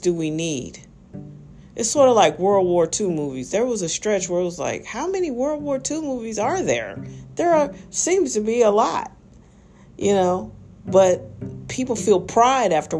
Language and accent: English; United States; I like being an American